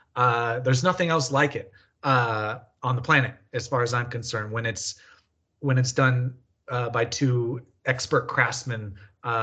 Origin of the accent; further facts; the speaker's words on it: California, United States; also born or lived in Colorado; I was born in Colorado, but moved to California when I was really young.